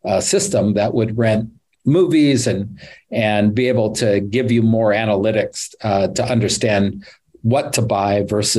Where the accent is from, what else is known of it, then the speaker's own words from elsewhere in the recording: California, United States; I'm from Northern California.